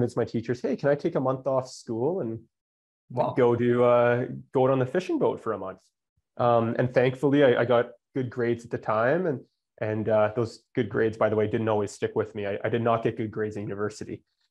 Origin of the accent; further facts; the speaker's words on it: Canada; also born or lived in Calgary, Alberta; I'm Canadian.